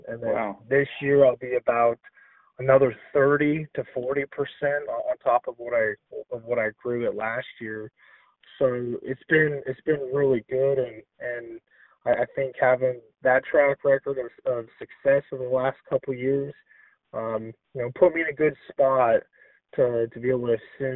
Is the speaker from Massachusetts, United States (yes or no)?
no; Northern Nevada, United States; moved away as an adult; also born or lived in Pacific Northwest; we're both originally from Northern Nevada.